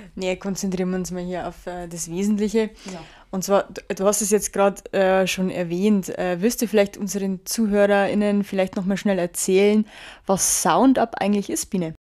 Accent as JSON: {"language": "German", "country": "Germany", "said": "bei uns in Deutschland"}